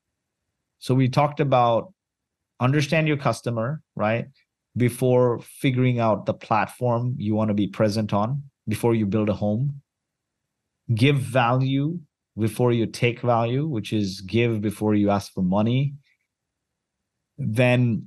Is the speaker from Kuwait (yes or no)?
yes; Kuwait; moved away; also born or lived in Mumbai, India; I was born in Kuwait